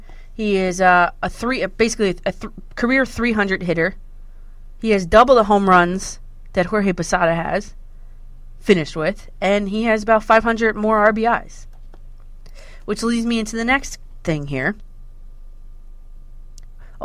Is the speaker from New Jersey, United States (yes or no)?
yes; New Jersey, United States; I'm from North Jersey